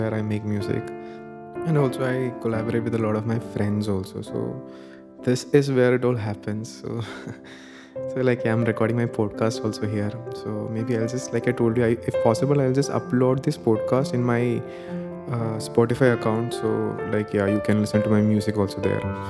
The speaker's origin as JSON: {"language": "English", "town": "Thiruvananthapuram", "region": "Kerala", "country": "India", "said": "I come from Trivandrum, Kerala"}